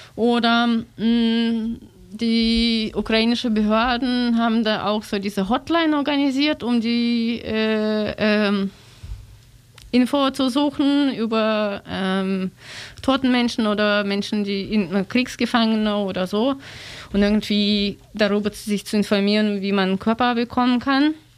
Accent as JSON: {"language": "German", "country": "Russia", "second_language": "German", "moved": "yes", "said": "ich bin aus Russland"}